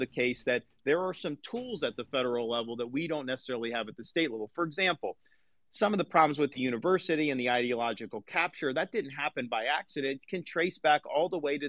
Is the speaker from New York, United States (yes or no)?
no; Tampa Bay area, Florida, United States; I'm a blue collar kid. I grew up in the Tampa Bay area working minimum wage to get through school.